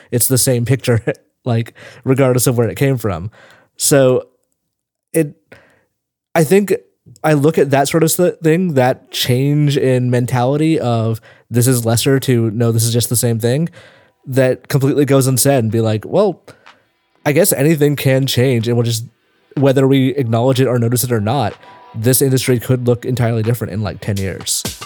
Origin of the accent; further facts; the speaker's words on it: Tennessee, United States; moved away as an adult; now in San Francisco, United States; I was born in Tennessee